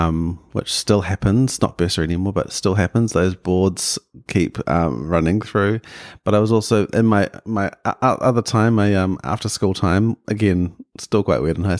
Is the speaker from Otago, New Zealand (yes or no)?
no; Auckland, New Zealand; Yeah, I grew up in West Auckland in Rānui, deep west, and in a very non-creative household.